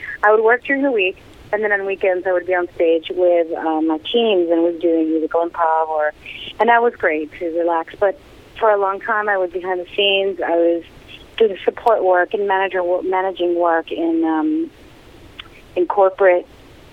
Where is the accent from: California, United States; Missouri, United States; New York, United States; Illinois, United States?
New York, United States; New York City; moved away as an adult; now in Pennsylvania, United States; I am such a New Yorker. I grew up in Queens